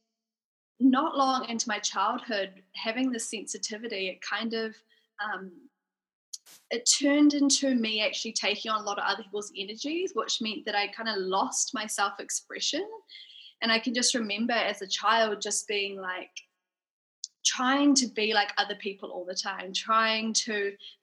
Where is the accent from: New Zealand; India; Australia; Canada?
New Zealand; Auckland; I grew up in Auckland. Yep. So I've been living in New Zealand my whole life